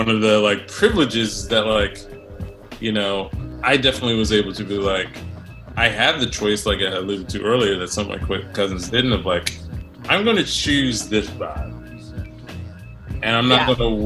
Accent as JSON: {"language": "English", "town": "Scotch Plains", "region": "New Jersey", "country": "United States", "tie": "born or raised there", "moved": "yes", "lives_now": "New York City, United States", "said": "I grew up in this town, Scotch Plains, that was, it's, like, a working class, like, white Italian neighborhood."}